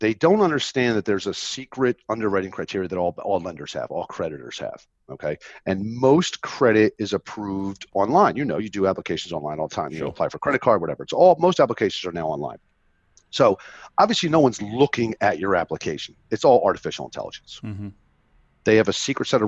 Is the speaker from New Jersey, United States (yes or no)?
yes; Philadelphia area, New Jersey, United States; I grew up in South Jersey, in the Philadelphia area